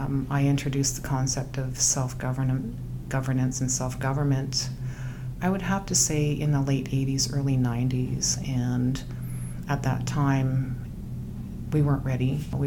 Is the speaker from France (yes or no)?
no; Lakahahmen First Nation, British Columbia, Canada; I am from Lacamel First Nation.